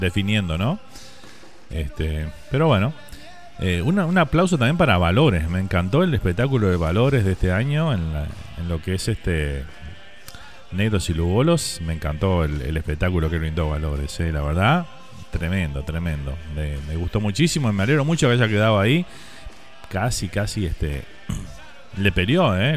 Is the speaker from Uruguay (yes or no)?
yes; Uruguay; now in Miami, United States